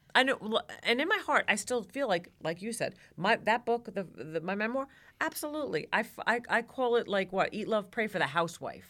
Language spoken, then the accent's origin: English; New York, United States; now in Georgia, United States; I'm originally from New York and I live in Georgia now.